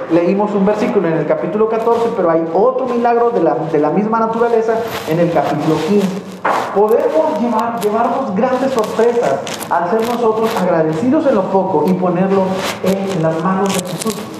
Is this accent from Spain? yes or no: no; Mexico; los mexicanos lo sabemos